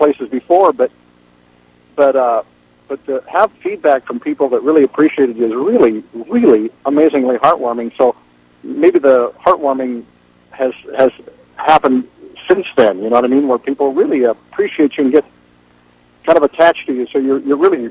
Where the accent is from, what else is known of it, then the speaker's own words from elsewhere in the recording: Port Townsend, Washington, United States; also born or lived in Forks, Washington; second grade, we moved to Port Townsend, and I grew up there, loved it.